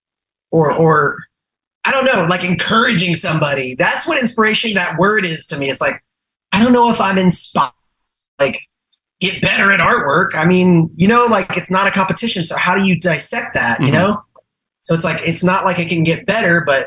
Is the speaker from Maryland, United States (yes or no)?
no; Galveston, Texas, United States; also born or lived in Houston; I was just raised here